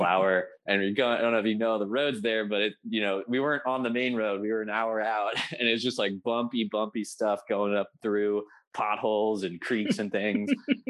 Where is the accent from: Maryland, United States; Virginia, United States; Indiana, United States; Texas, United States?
Virginia, United States; also born or lived in Humboldt County, California; now in California, United States; I'm from Virginia originally.